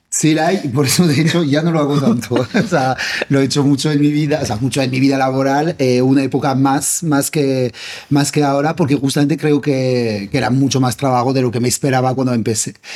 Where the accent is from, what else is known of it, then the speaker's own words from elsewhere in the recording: France; Spanish is a second language; moved away as an adult; now in Spain; siendo francés y viviendo en España